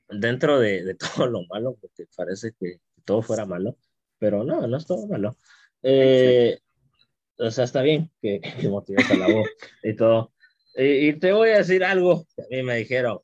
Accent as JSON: {"language": "Spanish", "country": "Guatemala", "said": "como guatemaltecos y guatemaltecas"}